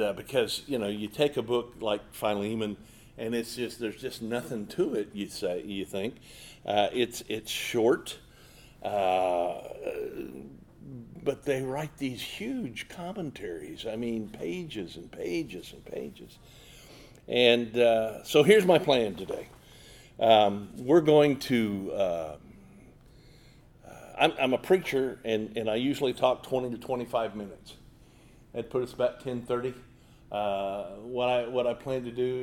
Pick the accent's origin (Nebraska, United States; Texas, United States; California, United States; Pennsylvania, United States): Nebraska, United States; Omaha; I'm from Omaha, Nebraska